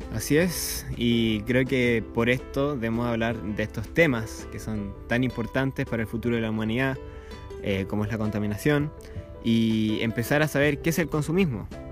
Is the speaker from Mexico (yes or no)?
no; Chile; como sociedad chilena